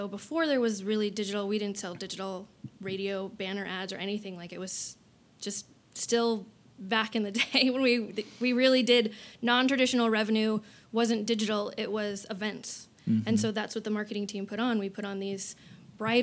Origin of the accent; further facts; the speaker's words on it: Albuquerque, New Mexico, United States; moved away as an adult; also born or lived in Portales, New Mexico; now in Arizona, United States; I'm from New Mexico originally. Yep. Born and raised in Albuquerque, New Mexico.